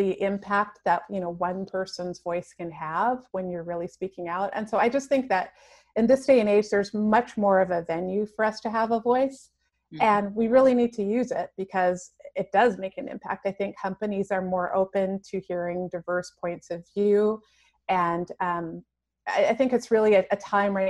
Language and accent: English; Canada; also born or lived in Toronto; I grew up in a really small town and I was like destined to move across the country to go to Toronto. I grew up in Canada.